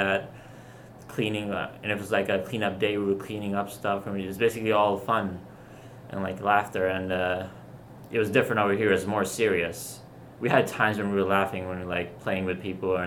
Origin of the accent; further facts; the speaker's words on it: Australia; now in Florida, United States; I grew up in Australia